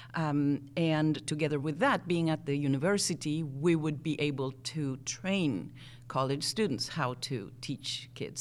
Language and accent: English; Buenos Aires, Argentina; accent: strange mixture of accents; first language Spanish; English is a second language; moved away as an adult; also born or lived in Wisconsin; now in United States; I grew up in Buenos Aires, Argentina. Uh, so Spanish is actually my first language